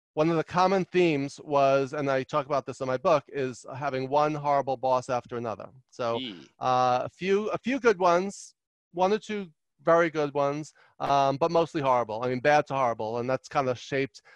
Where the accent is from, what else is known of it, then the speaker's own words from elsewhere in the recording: New York City, New York, United States; also born or lived in Long Island, New York / Albany, New York / Los Angeles, California; I grew up in Queens, New York, and um, and then Long Island